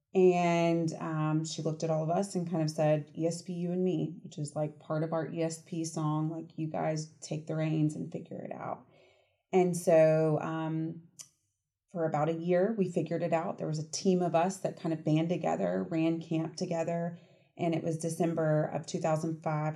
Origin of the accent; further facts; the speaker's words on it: Marietta, Georgia, United States; also born or lived in Athens, Georgia; I grew up in Atlanta in Marietta